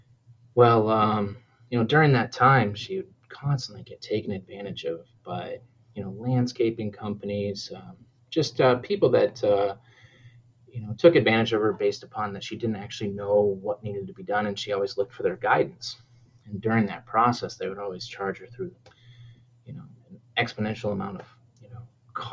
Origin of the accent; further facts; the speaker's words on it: New Hampshire, United States; now in Minnesota, United States; I'm originally from New Hampshire